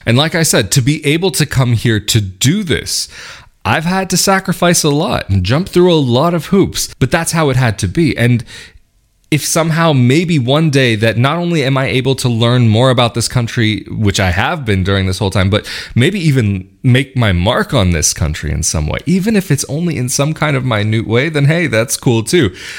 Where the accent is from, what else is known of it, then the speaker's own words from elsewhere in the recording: West Coast, United States; moved away as an adult; now in Italy; I grew up on the West Coast